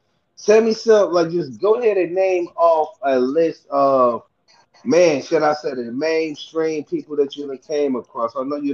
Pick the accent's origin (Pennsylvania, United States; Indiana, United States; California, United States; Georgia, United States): Indiana, United States; I'm from Indiana. Like I'm right next door to Chicago.